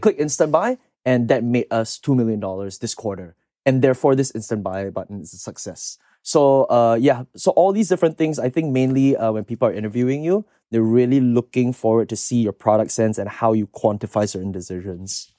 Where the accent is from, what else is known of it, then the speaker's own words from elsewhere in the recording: Singapore; moved away as an adult; now in United States; I'm from Singapore originally, so I came here eight years ago, uh, to study in the States